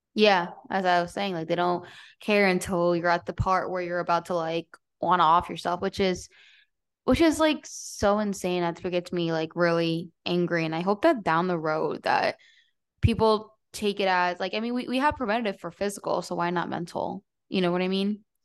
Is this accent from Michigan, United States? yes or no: no; New Jersey, United States; moved away; also born or lived in Everett, Washington / Seattle; I grew up in New Jersey, so I was in New York City a lot and in Manhattan